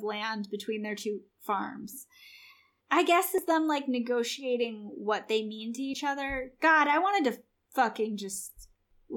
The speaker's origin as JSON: {"language": "English", "country": "United States", "said": "as Americans"}